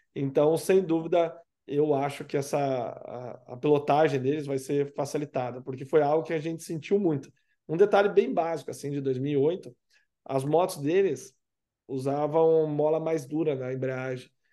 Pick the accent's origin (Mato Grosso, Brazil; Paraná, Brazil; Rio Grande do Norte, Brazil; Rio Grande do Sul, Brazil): Paraná, Brazil; Curitiba; eu cresci em Curitiba, obviamente, moro aqui